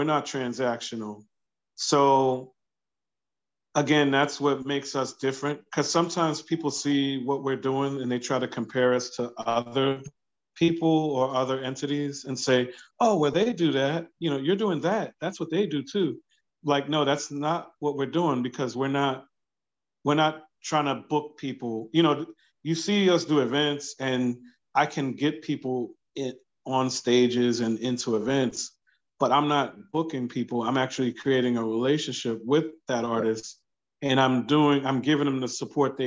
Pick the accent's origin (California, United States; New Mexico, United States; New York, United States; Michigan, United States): New York, United States; New York City; now in Delaware, United States; I grew up in New York, by the way. So I'm going back home to my old neighborhood in Brooklyn